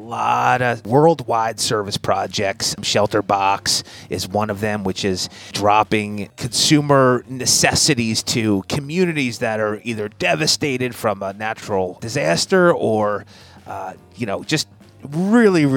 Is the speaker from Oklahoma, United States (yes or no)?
no; Linwood, New Jersey, United States; Grew up in a town called Lynnwood, New Jersey, just outside of Atlantic City, Ocean City area